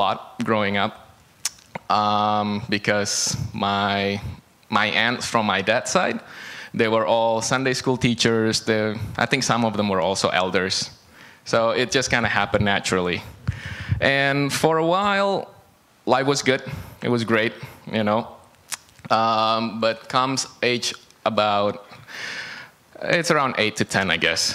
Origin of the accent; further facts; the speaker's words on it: Indonesia; moved away as an adult; also born or lived in Beijing, China; now in Canada; I grew up in Indonesia. I was in Indonesia until I was 18